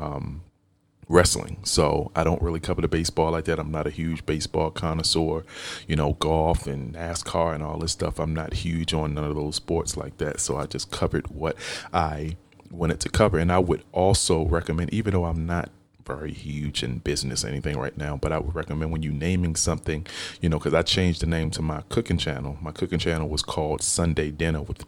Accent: Baltimore, Maryland, United States; I grew up here in Baltimore. I live in a county now, which is maybe 15, 20 minutes from where I used to live at. But I grew up in Baltimore

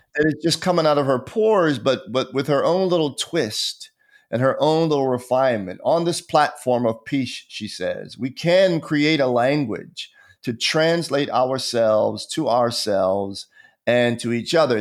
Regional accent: Pennsylvania, United States; now in Atlanta, United States; as a child growing up in Pennsylvania

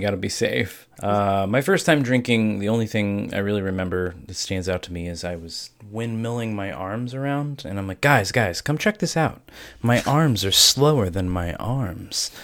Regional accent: Ohio, United States; I'm from Ohio

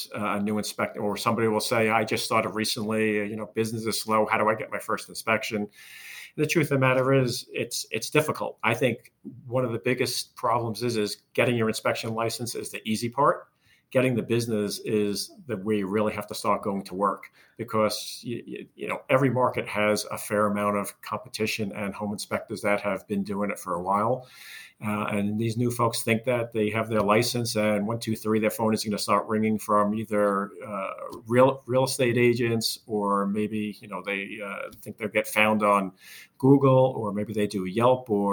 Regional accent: Long Island, New York, United States; born and raised in Long Island

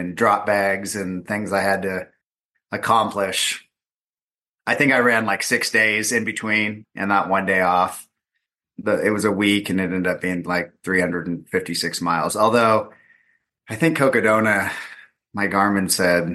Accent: Southern California, United States; I'm from Southern California

